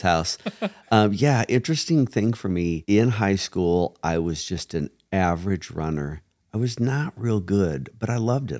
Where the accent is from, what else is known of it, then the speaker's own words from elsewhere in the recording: Springfield, Oregon, United States; I grew up in Springfield, Oregon, which is connected to Eugene, Oregon